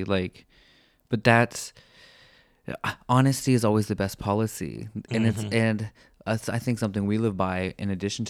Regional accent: Pennsylvania, United States; moved away as an adult; also born or lived in Indiana; I'm from Pennsylvania, middle of nowhere, dairy farm, population 127.

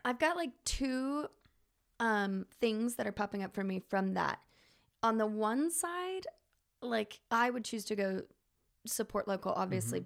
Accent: Dallas, Texas, United States; moved away as an adult; now in South Bend, United States; growing up in Dallas

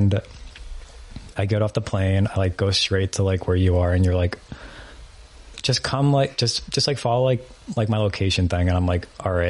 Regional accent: New York, United States; I'm literally from New York

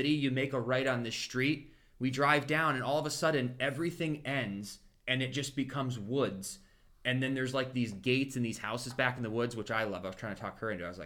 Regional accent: Champions Gate, Florida, United States; anytime you tell people from Tampa, like, well, we're from Champions Gate, they're like, oh, the that's where all the traffic starts because it's so centralized

